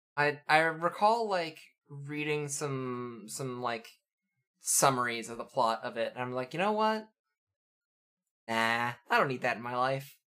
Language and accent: English; Canada; I'm raised Canadian